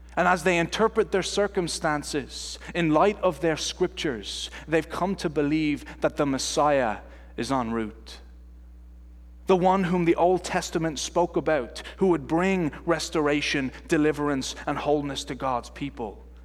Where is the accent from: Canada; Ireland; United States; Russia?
Ireland; moved away; I am from Ireland, and they don't teach you this accent at Calvin Seminary, that's for sure